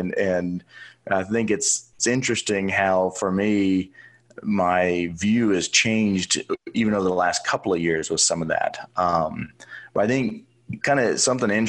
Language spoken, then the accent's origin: English; Oklahoma City, Oklahoma, United States; So I grew up in Oklahoma City, went to the University of Oklahoma.